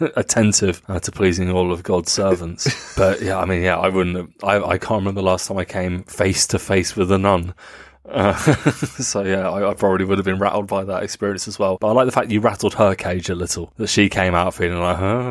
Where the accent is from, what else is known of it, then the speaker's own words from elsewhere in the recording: England, United Kingdom; now in Germany; as an Englishman